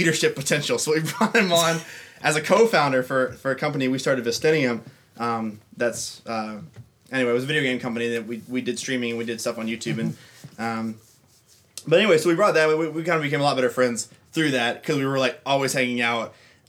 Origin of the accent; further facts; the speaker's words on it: suburb of Atlanta, Georgia, United States; now in Nashville, United States; I'm from a suburb of Atlanta. So Luke and I are dirty southern boys.